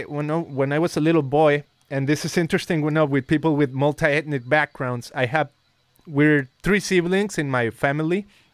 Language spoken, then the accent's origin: English; Guadalajara, Jalisco, Mexico; English is a second language; I was coming to the U.S. to visit because I grew up in Guadalajara, Mexico.